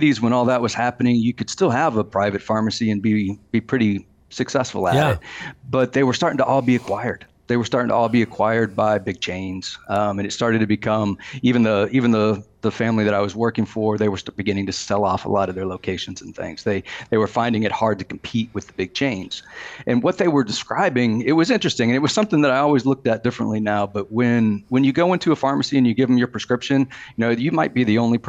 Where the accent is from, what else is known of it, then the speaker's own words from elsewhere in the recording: Kentucky, United States; I grew up in Kentucky